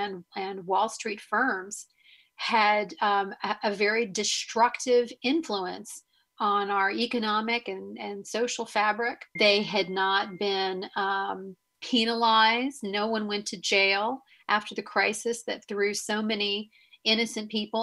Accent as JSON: {"language": "English", "town": "Raleigh", "region": "North Carolina", "country": "United States", "tie": "born or raised there", "said": "I grew up in Raleigh, North Carolina in the 70s and 80s."}